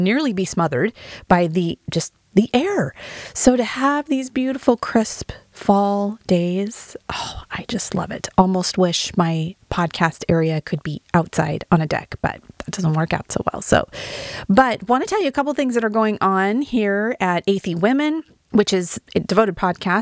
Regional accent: Wyoming, United States; now in Oregon, United States; I'm from Wyoming, which I love Wyoming

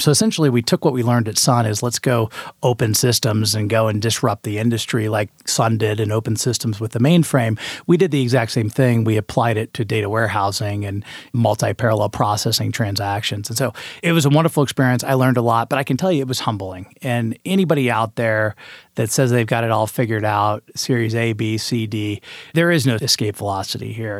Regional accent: Indianapolis, Indiana, United States; moved away as an adult; also born or lived in Auburn, Alabama; now in Incline Village, United States; I grew up in the Midwest in Indianapolis, Indiana. spent eighteen years of my life there

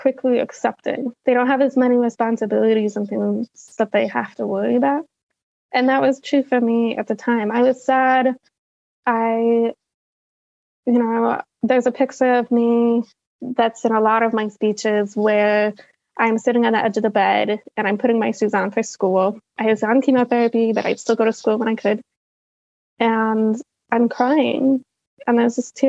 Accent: Salt Lake City, Utah, United States; I grew up in Salt Lake City, Utah

